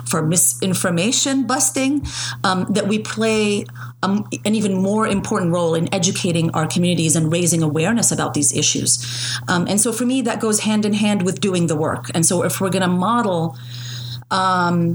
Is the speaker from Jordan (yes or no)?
yes; Jordan; moved away; I was born in Jordan to Palestinian parents who became refugees in 1967